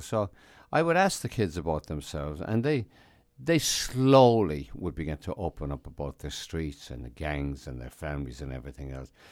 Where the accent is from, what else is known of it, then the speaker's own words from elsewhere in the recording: Ireland; moved away as an adult; also born or lived in United States; now in New York, United States; I'd been born in America, but I was raised in Ireland